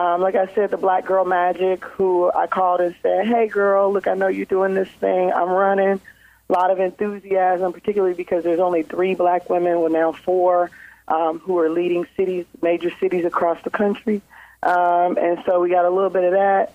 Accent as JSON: {"language": "English", "town": "Lincoln Heights", "region": "Ohio", "country": "United States", "tie": "born or raised there", "said": "I grew up in Lincoln Heights."}